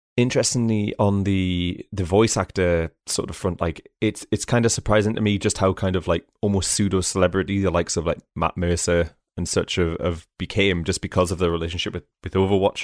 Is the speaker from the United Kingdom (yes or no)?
yes; England, United Kingdom; I'm from England too